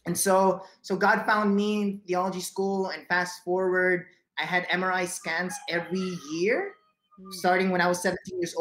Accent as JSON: {"language": "English", "country": "Philippines", "tie": "born or raised there", "said": "was born in the Philippines, born and raised here"}